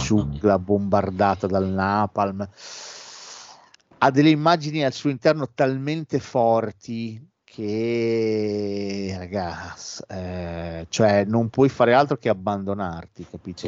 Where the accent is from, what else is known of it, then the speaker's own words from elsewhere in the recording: Bologna, Emilia-Romagna, Italy; siamo pure di Bologna